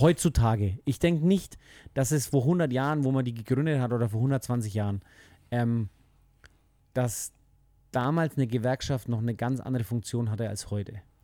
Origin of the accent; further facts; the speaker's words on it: Germany; bei uns in Deutschland